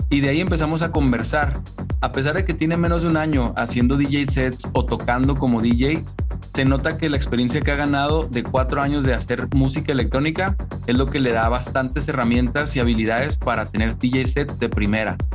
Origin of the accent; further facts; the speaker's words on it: Chihuahua, Mexico; El día de hoy tenemos a un artista de Chihuahua, México, de donde soy yo también, así que como quien dice, pues es un hermano, un vecino.